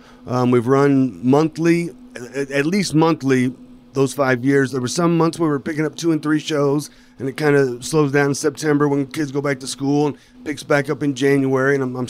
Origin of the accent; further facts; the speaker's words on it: Louisville, Kentucky, United States; Yep. I'm from Louisville.